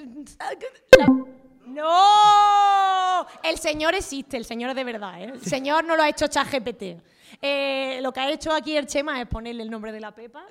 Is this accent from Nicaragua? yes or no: no; Jaén, Andalusia, Spain; now in Madrid, Spain; somos de Jaén